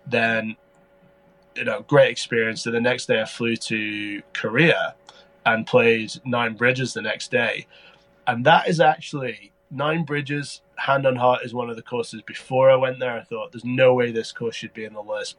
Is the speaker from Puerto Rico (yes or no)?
no; Scotland, United Kingdom; I was from Scotland